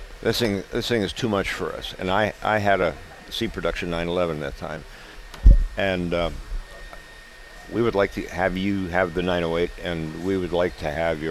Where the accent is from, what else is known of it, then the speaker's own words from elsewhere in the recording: Minnesota, United States; We're from Minnesota.